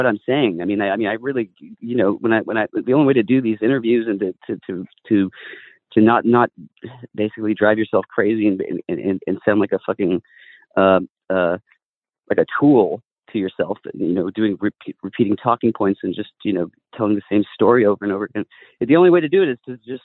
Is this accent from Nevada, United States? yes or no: no; California, United States; I was raised in California my entire life. I still live here